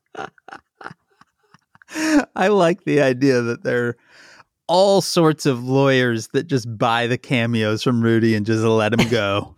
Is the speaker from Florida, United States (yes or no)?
no; Chicago, Illinois, United States; I'm from Chicago